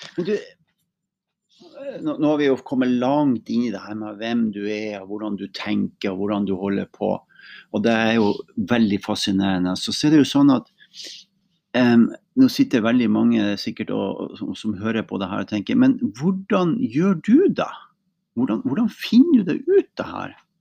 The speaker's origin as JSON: {"language": "Norwegian", "town": "Mosjøen", "region": "Nordland", "country": "Norway", "moved": "yes", "said": "Jeg kommer jo også fra Helgeland, da, fra Mosjøen. Uh, opprinnelig"}